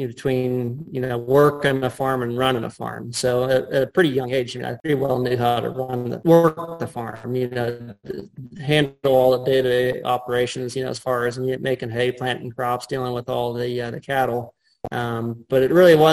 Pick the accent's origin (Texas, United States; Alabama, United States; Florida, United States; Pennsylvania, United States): Pennsylvania, United States; Cranberry Township; I grew up outside of Cranberry, or outside of Pittsburgh, rather, in Cranberry Township.